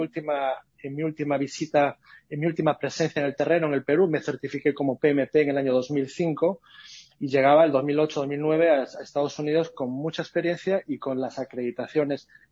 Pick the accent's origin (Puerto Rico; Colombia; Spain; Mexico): Spain; moved away as an adult; also born or lived in Latin America; now in United States; yo soy español, eso me imagino que por el acento alguno se habrá dado cuenta, pero yo voy viviendo más tiempo fuera de España que dentro de España.